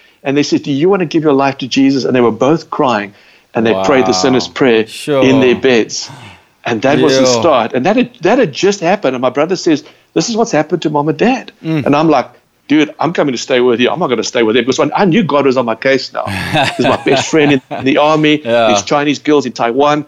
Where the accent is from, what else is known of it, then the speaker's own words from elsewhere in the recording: South Africa; We said South Africa